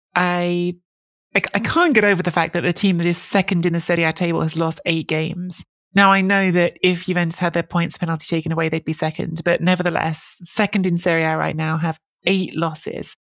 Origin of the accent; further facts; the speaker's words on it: England, United Kingdom; am a second generation Italian. I grew up in England.